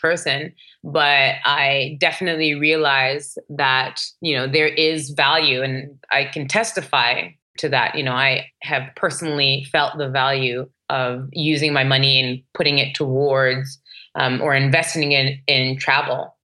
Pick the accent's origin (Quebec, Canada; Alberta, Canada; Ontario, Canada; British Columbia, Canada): Ontario, Canada; Toronto; moved away; And I grew up in Toronto, which is a very multicultural city.